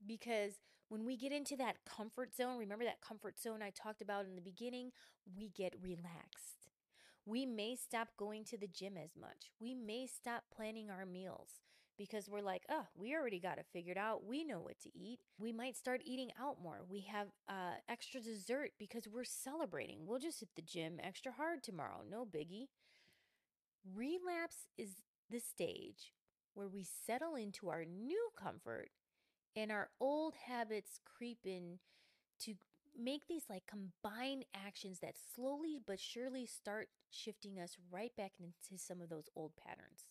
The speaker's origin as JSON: {"language": "English", "region": "Midwest", "country": "United States", "said": "I'm from the Midwest. I'm calling it pop."}